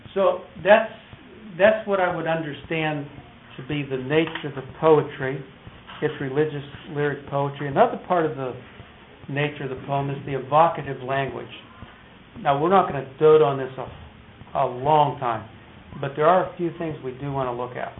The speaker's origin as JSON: {"language": "English", "town": "Detroit", "region": "Michigan", "country": "United States", "said": "I was from Motown"}